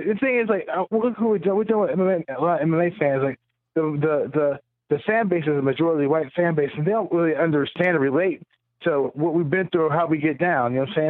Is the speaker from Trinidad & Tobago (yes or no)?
no; the South, United States; Like, I'm from the South, you know what I'm saying?